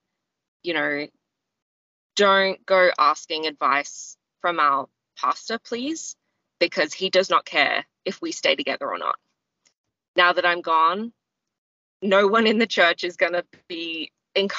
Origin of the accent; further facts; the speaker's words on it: Australia; also born or lived in Nepal; I'm an Australian.